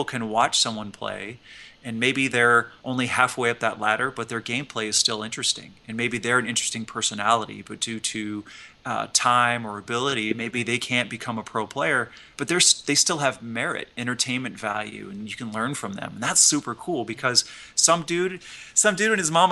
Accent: the Plains States, United States; I'm from the Plain States

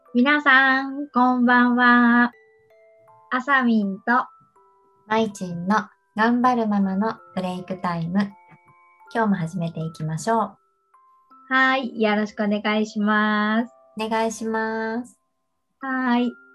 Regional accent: Kansai, Japan; やっぱ関西人だからかな

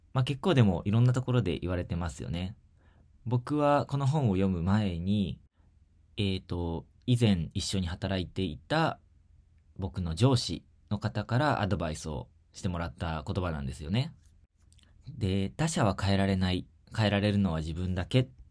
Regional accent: Shizuoka, Japan; 地元の静岡で

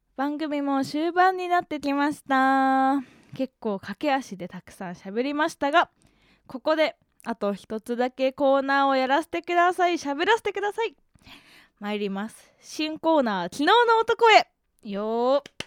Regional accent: Hokkaido, Japan; moved away; あの北海道出身なんですよね

